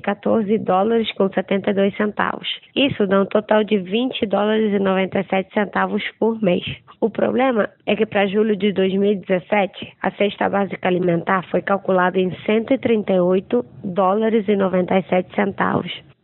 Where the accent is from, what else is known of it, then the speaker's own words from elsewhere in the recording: Venezuela; Portuguese is a second language; moved away as an adult; also born or lived in Rio de Janeiro, Brazil; sou venezuelana, moro em Caracas. Morei nove anos no Brasil e voltei à Venezuela há sete anos.